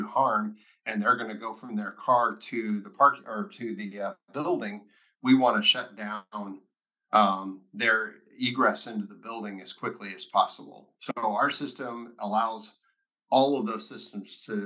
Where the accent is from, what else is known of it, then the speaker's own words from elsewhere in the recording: Lubbock, Texas, United States; born and raised Texan, grew up in Lubbock, graduated from high school there